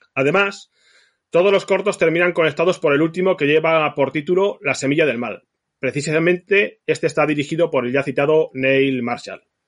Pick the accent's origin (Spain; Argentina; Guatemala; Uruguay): Spain; Zaragoza, Aragon; cuando era pequeño y residía en Zaragoza